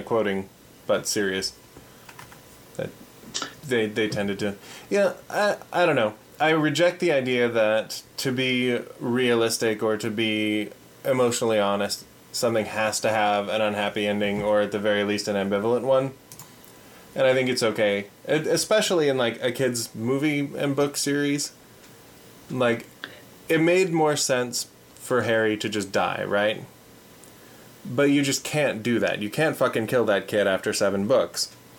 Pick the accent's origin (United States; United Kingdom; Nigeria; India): India; Just because, yeah, we're hardcore Indian, and that's how life is, man.